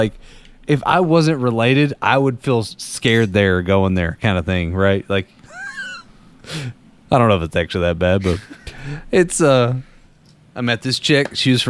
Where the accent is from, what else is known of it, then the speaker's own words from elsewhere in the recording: Danville, Kentucky, United States; I'm from Danville, which is in the middle of Boyle County, in the middle of Kentucky.